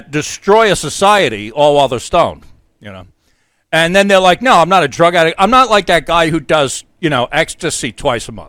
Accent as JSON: {"language": "English", "region": "New York", "country": "United States", "moved": "yes", "lives_now": "New Hampshire, United States", "said": "I'm from New York. I live in New Hampshire"}